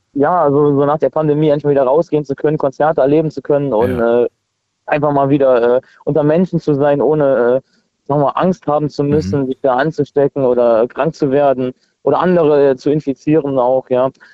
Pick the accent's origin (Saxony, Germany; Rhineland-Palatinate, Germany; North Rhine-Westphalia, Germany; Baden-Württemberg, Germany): Rhineland-Palatinate, Germany; near Trier; ich komme aus der Nähe von Trier